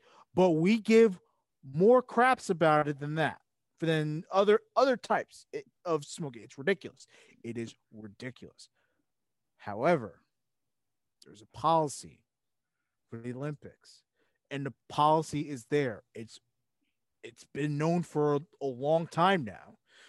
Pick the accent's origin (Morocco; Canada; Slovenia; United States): Slovenia